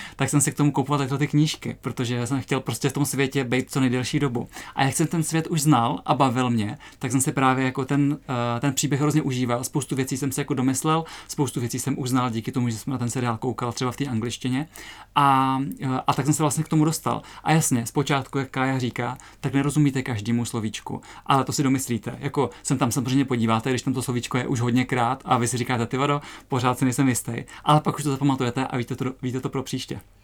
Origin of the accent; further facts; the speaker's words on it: Třebíč, Vysočina Region, Czechia; moved away; já jsem nedávno byla na návštěvě v Třebíči v mém rodném městě